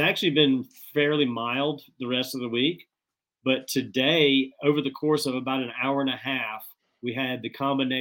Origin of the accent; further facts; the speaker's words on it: the South, United States; I'm born and raised in the South on Southern tea